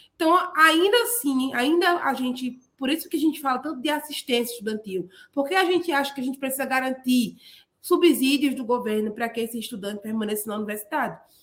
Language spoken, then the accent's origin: Portuguese; Paulista, Pernambuco, Brazil; also born or lived in Olinda; eu vim lá da periferia da Grande Recife, numa cidade chamada Paulista, nasci em Olinda, e como eu era menina da periferia